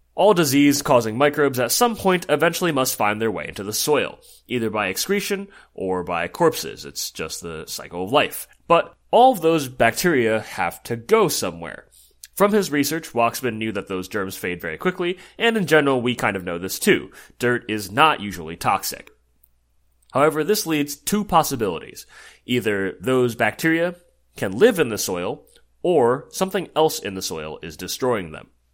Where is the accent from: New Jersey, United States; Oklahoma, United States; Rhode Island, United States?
New Jersey, United States; my home state of New Jersey